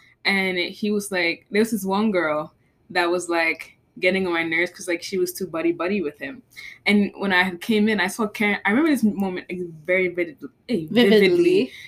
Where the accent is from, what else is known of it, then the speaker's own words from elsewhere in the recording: New York City, New York, United States; moved away; also born or lived in New Jersey; both born in Manhattan and raised in the Bronx.